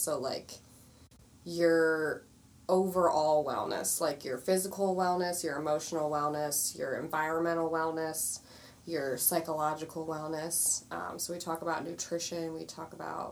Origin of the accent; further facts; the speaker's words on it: Westminster, Maryland, United States; I grew up in Westminster, so Carroll County, Maryland